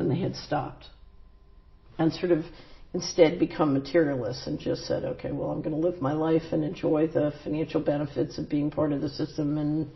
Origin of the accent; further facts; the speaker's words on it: Philadelphia, Pennsylvania, United States; moved away; I grew up in West Philadelphia